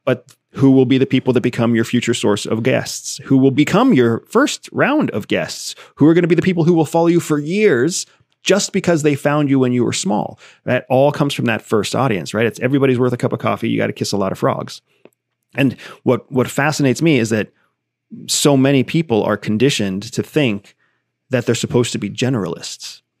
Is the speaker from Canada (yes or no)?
no; Arizona, United States; I was born in Arizona, uh, born of a mother who was, who was born Mexican